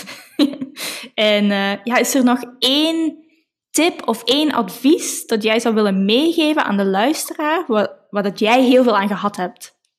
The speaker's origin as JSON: {"language": "Dutch", "country": "Belgium", "said": "we komen alle twee uit België"}